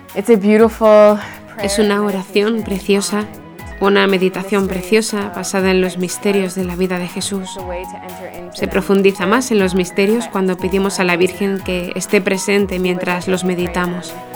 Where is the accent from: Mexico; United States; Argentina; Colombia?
United States; Blaine, Minnesota; moved away as an adult; now in Derry, United Kingdom; soy de Blaine, Minnesota.